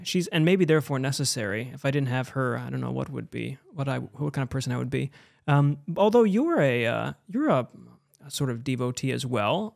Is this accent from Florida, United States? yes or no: no; Buffalo, New York, United States; I grew up in Buffalo with a, a Polish Catholic town.